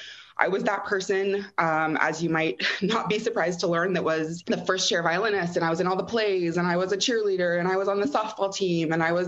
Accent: Austin, Texas, United States; now in Southern California, United States; I grew up in Austin, Texas. I am the product of two academic parents. So kind of a university kid, as it were, very liberal arts focused.

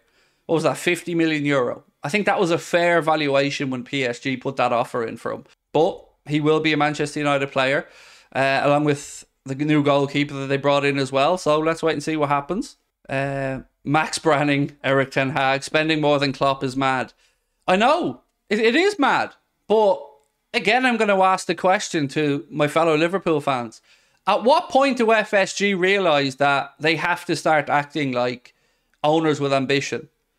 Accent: Denmark; I'm from Denmark.

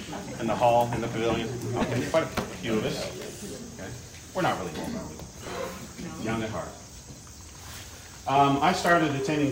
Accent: Pacific Northwest, United States; moved away; I come from the Pacific Northwest

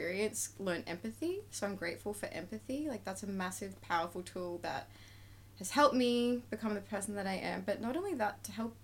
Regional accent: Beaudesert, Queensland, Australia; now in Gold Coast, Australia; I grew up in Bow Desert. I like to call it beautiful desert

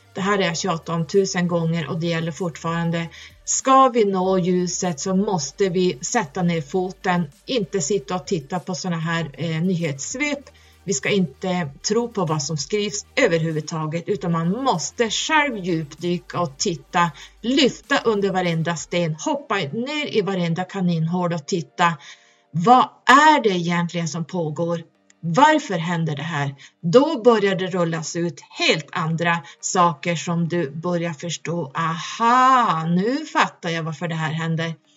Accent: Norrland, Sweden; där jag kommer ifrån jättehögst upp

